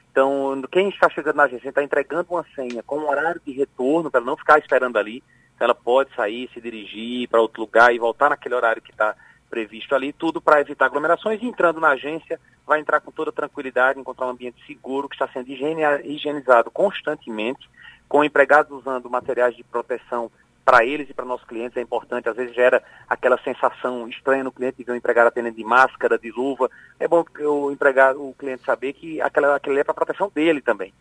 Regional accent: Pernambuco, Brazil; sou pernambucano.

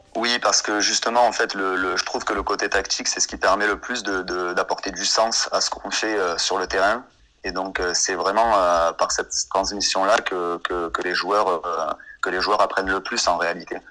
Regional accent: Anduze, Occitania, France; moved away as an adult; also born or lived in Montpellier; je suis originaire du Gard au départ

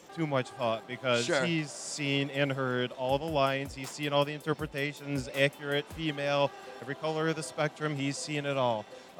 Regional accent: Calumet City, Illinois, United States; The suburb of Chicago that I am from, I am not kidding you, I am from Calumet City, Illinois. Okay. I am actually from Calumet City

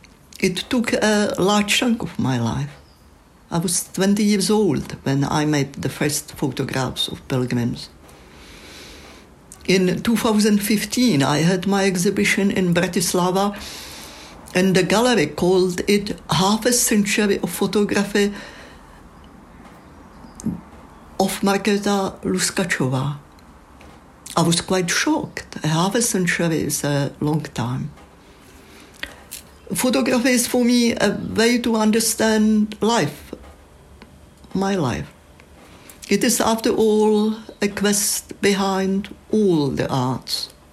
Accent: Czechia; first language Czech; English is a second language; moved away as an adult; now in United Kingdom; Well, in Czech, in my native language

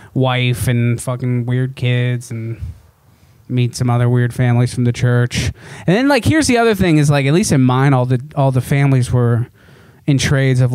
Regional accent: Cincinnati, Ohio, United States; now in Los Angeles, United States; where I grew up in the Cincy, you know, tri-state area

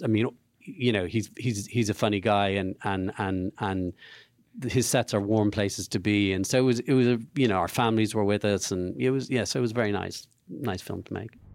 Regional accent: Dublin, Leinster, Ireland; knew Andrew as a kid, so we, we, we knew each other in Dublin

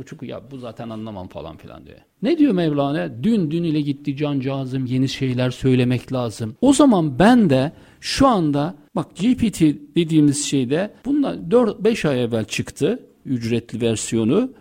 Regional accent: Istanbul, Turkey; ben turist değilim. Zaten biliyorum İstanbulluyum.

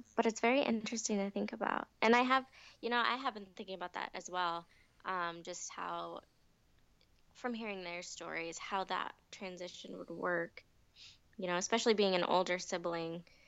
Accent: United States; also born or lived in Ahmednagar, India; I was surrounded by um, American people and white people, and um, mm-hmm. I felt American.

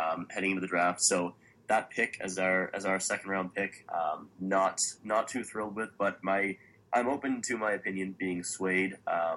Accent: London, Ontario, Canada; I'm from London

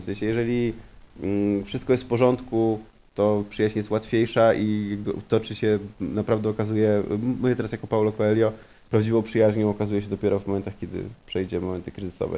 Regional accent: Warsaw, Masovian Voivodeship, Poland; jestem warszawiakiem

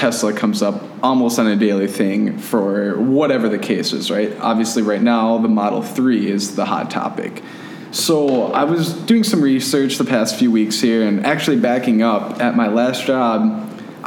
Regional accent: Fergus Falls, Minnesota, United States; my girlfriend of 10 years that I live with here, we're both from Fergus Falls.

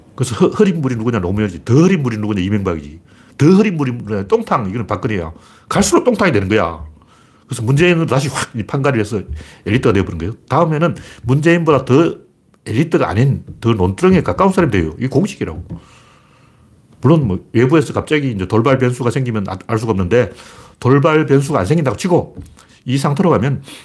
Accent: South Korea; 우리나라 사람 양반이에요.

